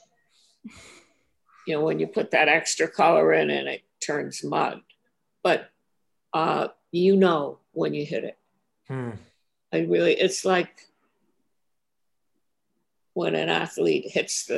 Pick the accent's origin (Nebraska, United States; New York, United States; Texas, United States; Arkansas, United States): New York, United States; New York City; also born or lived in Brooklyn, New York; I moved when I was 1 or 2 years old to Manhattan. I mean, my parents moved to Manhattan, and I grew up in Washington Heights.